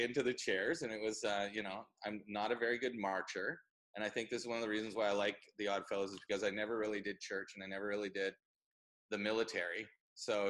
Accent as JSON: {"language": "English", "area": "Vancouver Island", "region": "British Columbia", "country": "Canada", "tie": "born or raised there", "said": "born and raised on Vancouver Island"}